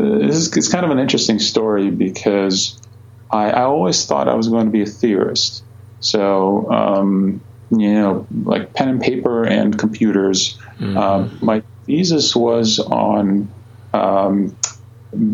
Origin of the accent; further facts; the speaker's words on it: Croatia; moved away as an adult; now in United States; I grew up in Croatia. I went to college there, did my physics degree there